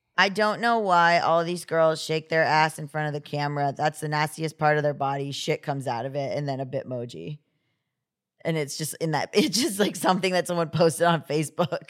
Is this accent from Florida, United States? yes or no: yes; Florida, United States; I was from Florida